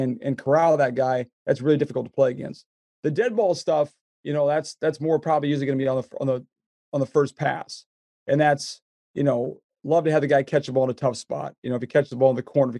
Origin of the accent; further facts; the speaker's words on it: Iowa, United States; I grew up in Iowa, so I'm not a farmer, but I was around enough farmers